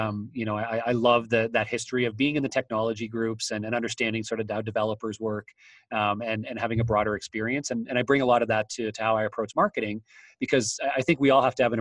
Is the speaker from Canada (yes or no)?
yes; Waterloo, Ontario, Canada; I'm from Waterloo, Ontario, Canada, which is the headquarters of BlackBerry.